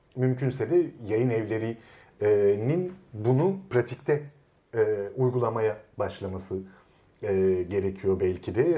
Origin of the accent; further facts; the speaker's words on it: Istanbul, Turkey; İstanbul'un kitaba erişimi olmayan bir Taşra mahallesinde büyüdüm ben